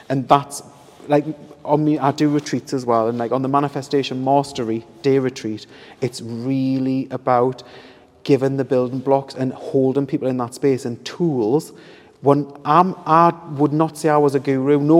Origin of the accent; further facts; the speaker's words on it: Hebburn, North East England, United Kingdom; I'm from Hebburn.